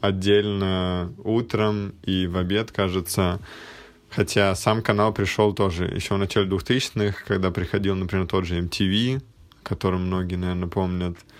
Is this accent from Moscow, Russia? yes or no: yes; Moscow, Russia; я, например, родился в Москве и как бы всю жизнь здесь живу, всю жизнь здесь рос